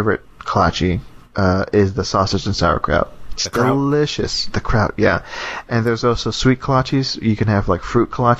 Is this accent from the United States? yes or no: yes; Texas, United States; moved away; I'm from Texas.